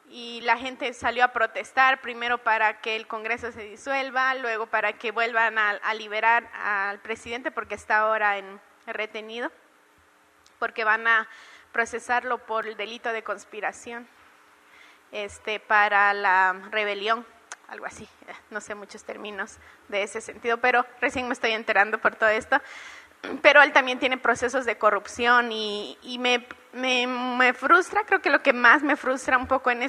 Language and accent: Spanish; Peru; soy la única peruana acá, Nilton me abandonó.